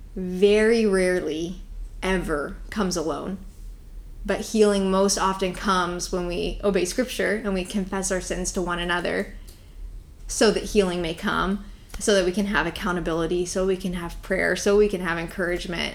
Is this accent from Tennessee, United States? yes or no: yes; Tennessee, United States; now in Florida, United States; I am from Tennessee